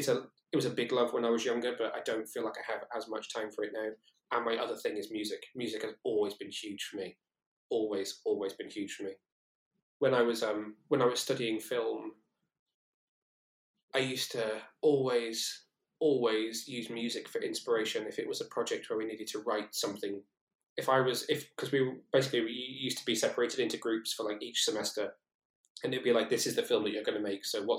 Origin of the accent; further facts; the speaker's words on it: Shrewsbury, West Midlands, United Kingdom; moved away as an adult; also born or lived in Newport, South Wales / Cardiff; I come from Shrewsbury originally, which is quite a small town, where my mum and dad lived